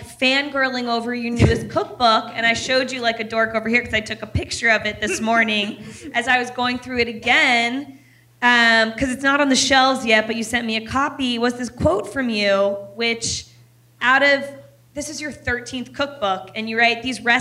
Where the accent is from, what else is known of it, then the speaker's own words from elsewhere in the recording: Ohio, United States; also born or lived in Washington, D.C. suburbs; I was born in Ohio. We were raised between like Ohio and a suburb of Washington, D.C.